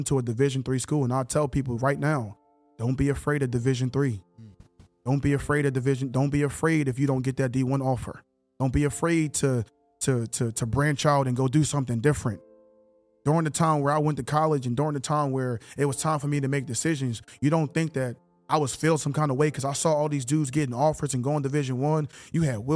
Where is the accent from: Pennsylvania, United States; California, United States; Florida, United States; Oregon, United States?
Pennsylvania, United States; Philadelphia; moved away as an adult; now in Canada; I'm a project kid. I'm born and raised in Philly